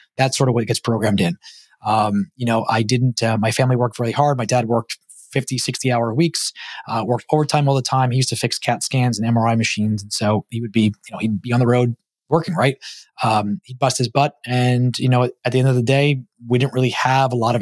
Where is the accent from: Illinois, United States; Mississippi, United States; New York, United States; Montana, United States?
New York, United States; New York City; moved away as an adult; also born or lived in Long Island, New York / Los Angeles area, California; now in Georgia, United States; I grew up in Brooklyn, New York